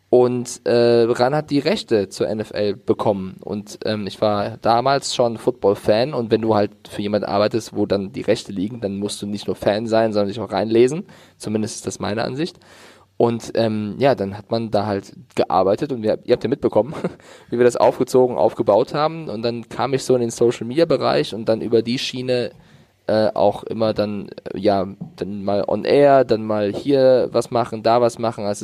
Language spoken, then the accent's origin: German; Frankfurt, Hesse, Germany; ich bin Frankfurter Junge, Carsten.